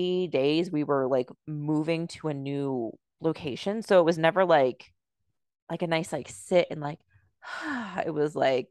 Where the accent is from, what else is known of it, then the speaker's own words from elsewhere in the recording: United States; I grew up in America